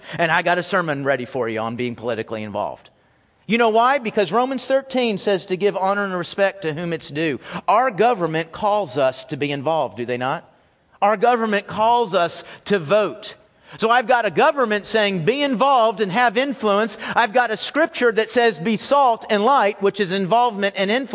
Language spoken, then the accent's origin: English; United States; I was born in America